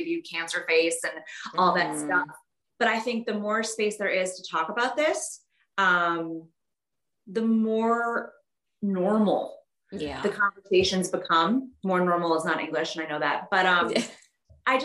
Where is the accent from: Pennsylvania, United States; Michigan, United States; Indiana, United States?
Michigan, United States; Detroit; Detroit, because that's where I grew up